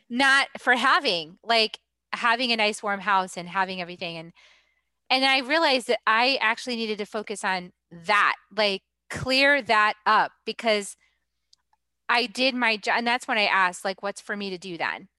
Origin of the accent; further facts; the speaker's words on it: New England, United States; moved away; I'm from New England